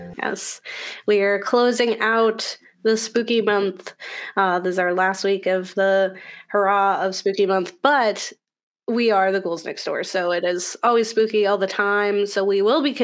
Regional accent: Florida, United States; moved away; I was spoiled coming from Florida when we had Halloween Horror Nights at like our amusement parks

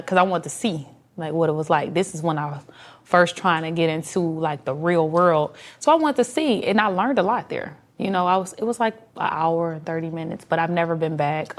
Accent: Detroit, Michigan, United States; I was from Detroit, they'll let me say a little different Detroit slang

